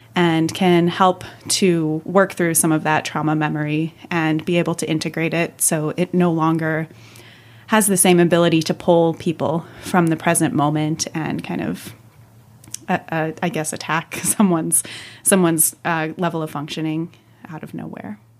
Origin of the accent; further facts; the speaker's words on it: Northwest suburbs of Chicago, Illinois, United States; I was born and raised in the Northwest suburbs of Chicago